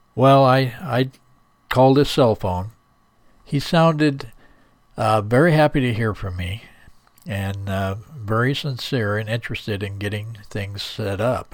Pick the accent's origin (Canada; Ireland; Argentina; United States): Ireland; I'm a druid from Ireland